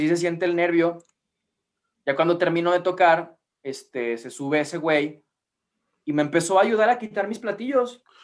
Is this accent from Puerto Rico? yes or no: no; Mexico; somos de México